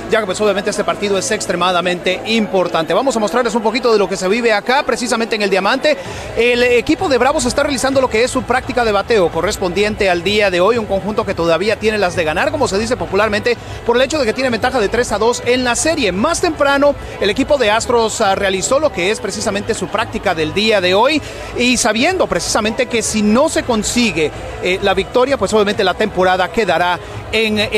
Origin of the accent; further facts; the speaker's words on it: Mexico; Somos de México, venimos de Monterrey, Guadalajara.